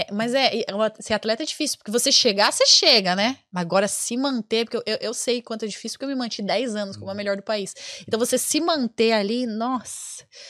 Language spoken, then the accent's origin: Portuguese; Brazil; now in Ireland; eu sou, sou, muito brasileira, eu amo o Brasil, sabe? Eu moro na Irlanda, mas eu amo o Brasil